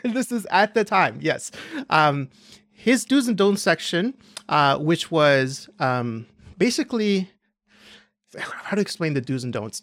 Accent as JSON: {"language": "English", "country": "Canada", "said": "this is my perspective as a Canadian"}